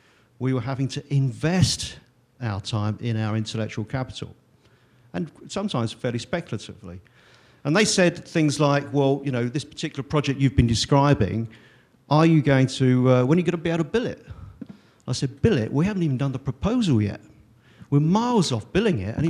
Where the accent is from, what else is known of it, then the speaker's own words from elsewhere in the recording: England, United Kingdom; I'm an accountant from England